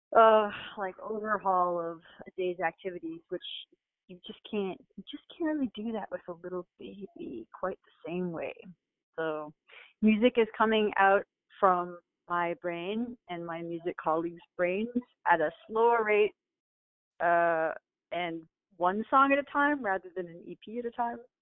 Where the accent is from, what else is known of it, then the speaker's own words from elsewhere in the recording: Toronto, Ontario, Canada; moved away as an adult; now in Brooklyn, United States; I grew up in Toronto